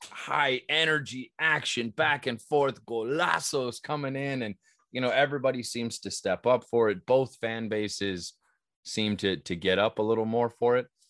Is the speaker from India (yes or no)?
no; Southern California, United States; growing up in Southern California